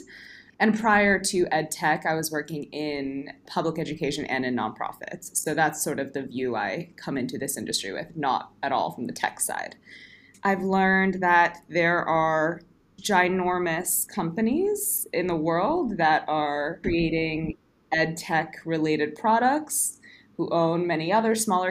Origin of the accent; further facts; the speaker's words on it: New Jersey, United States; first language English; moved away as an adult; also born or lived in New York City / Montreal; now in Stockholm, Sweden; I'm from the U.S., born and raised in New Jersey